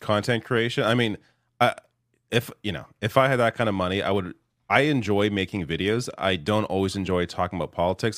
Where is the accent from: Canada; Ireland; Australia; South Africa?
Canada; I'm Canadian